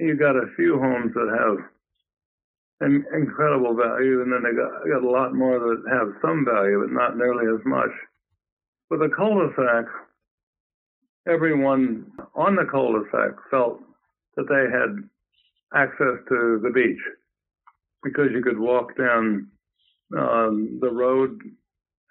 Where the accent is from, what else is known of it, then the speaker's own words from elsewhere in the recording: Illinois, United States; growing up in Illinois and knowing the American way